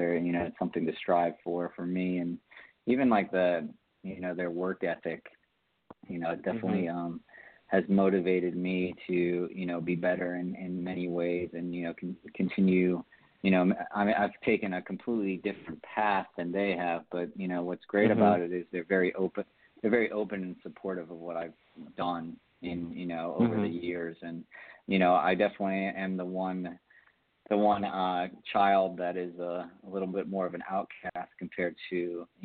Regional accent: Pembroke Pines, Florida, United States; Okay, so I'm from Florida, South Florida, a little right outside Fort Lauderdale. In a little city called Pembroke Pines, Florida.

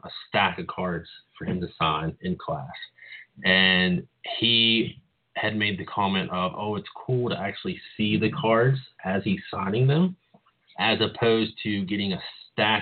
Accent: West Virginia, United States; my hometown, which is a very small town in West Virginia

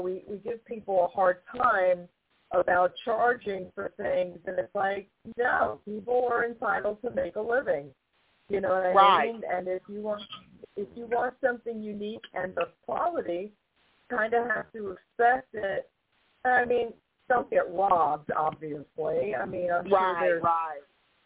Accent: New York, United States; I'm from New York. I'm from a big city

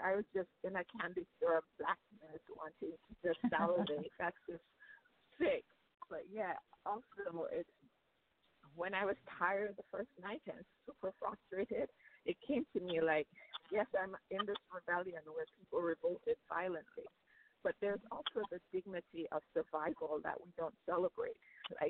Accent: Jamaica; I'm Jamaican, Jamaican-American

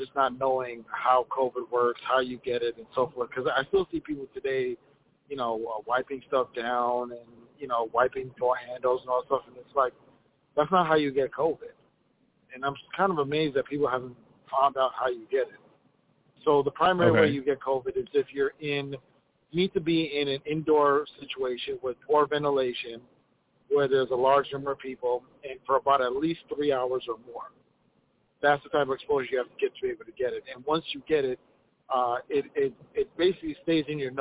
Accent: Minneapolis, Minnesota, United States; from Minneapolis

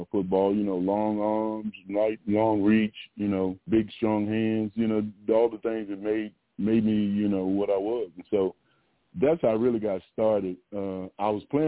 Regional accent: Virginia, United States; moved away as an adult; now in Texas, United States; I grew up in Virginia. I did go to Virginia Tech

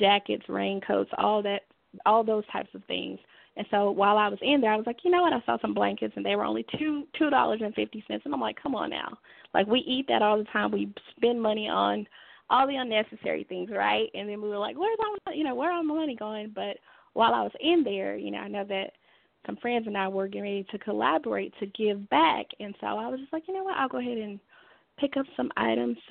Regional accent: Dallas, Texas, United States; moved away as an adult; now in Fort Worth, United States; I am originally from Dallas, Texas

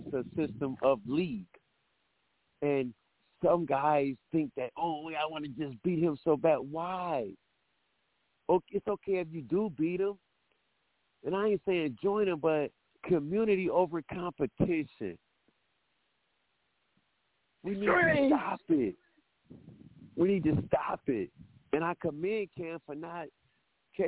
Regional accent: Cleveland, Ohio, United States; I'm from Cleveland, Ohio

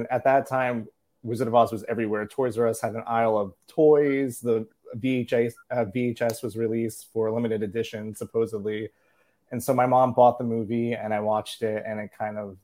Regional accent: New Jersey, United States; moved away as an adult; now in New York, United States; I'm from New Jersey

